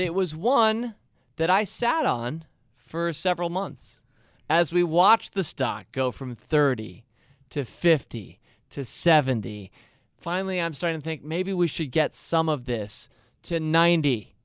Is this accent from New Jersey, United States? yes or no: no; Washington, District of Columbia, United States; I grew up in Washington D.C., where we have hot summers, and those who are in this area know that we're a city built on a swamp